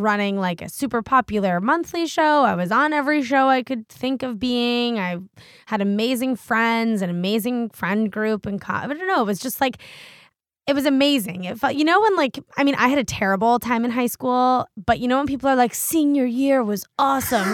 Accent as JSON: {"language": "English", "town": "Washington", "region": "District of Columbia", "country": "United States", "tie": "born or raised there", "also_born_or_lived": "Connecticut", "said": "I grew up in Washington, D C, which is, like, the center of bro"}